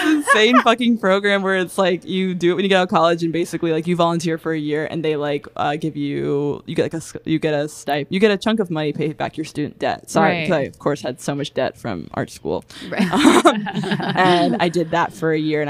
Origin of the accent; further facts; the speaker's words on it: Virginia, United States; I'm from Virginia.